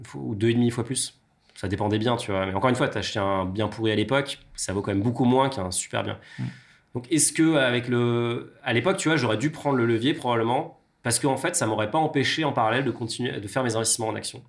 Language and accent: French; Chambéry, Auvergne-Rhône-Alpes, France; c'est ma ville natale. Alors la première, c'est ma ville natale, c'est mm. Chambéry.